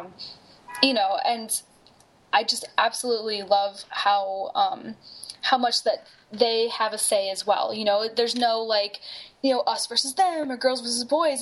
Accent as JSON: {"language": "English", "town": "Buffalo", "region": "New York", "country": "United States", "tie": "born or raised there", "moved": "yes", "said": "I came from Buffalo, New York, and you know, as a little kid with like hair to my butt, put my hair up in you know pigtails, and you know, go in the snow"}